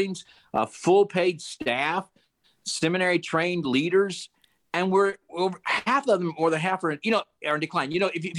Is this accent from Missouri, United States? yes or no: yes; Independence, Missouri, United States; now in Kansas, United States; I'm from Independence, Missouri.